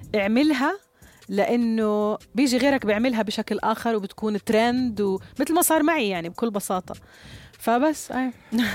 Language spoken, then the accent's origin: Arabic; Jordan; عندنا في الأردن